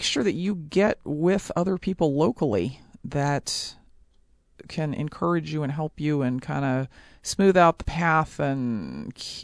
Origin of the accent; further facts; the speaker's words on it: Ohio, United States; I'm from Ohio